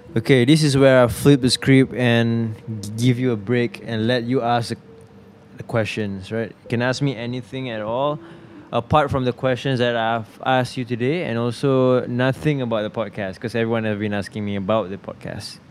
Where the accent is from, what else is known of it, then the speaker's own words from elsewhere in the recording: Subang Jaya, Selangor, Malaysia; I was born in the city, mm. Subang. I was born and raised there